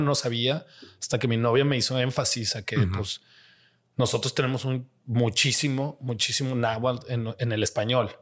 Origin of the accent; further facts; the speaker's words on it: Jalisco, Mexico; now in Vancouver, Canada; yo soy de Jalisco